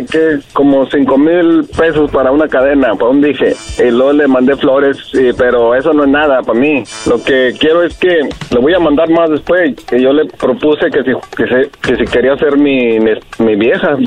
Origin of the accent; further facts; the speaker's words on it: Torreón, Coahuila, Mexico; moved away; y yo soy de Torreón.